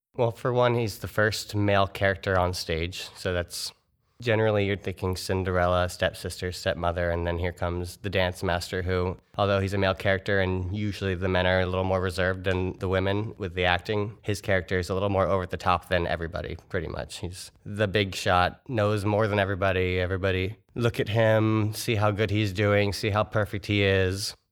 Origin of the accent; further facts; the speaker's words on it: Orlando, Florida, United States; now in Fort Wayne, United States; I'm from around the Orlando area in Florida